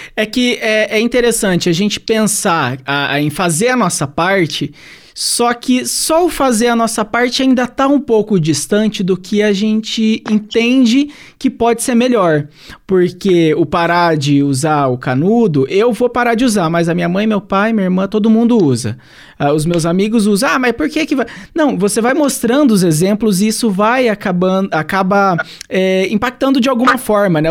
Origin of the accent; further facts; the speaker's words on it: Santo Antônio da Platina, Paraná, Brazil; lá no meu país, em Santo Antônio da Platina